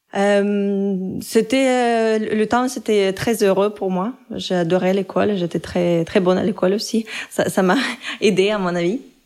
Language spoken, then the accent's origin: French; Russia; French is a second language; moved away; je me présentais toujours comme une Russe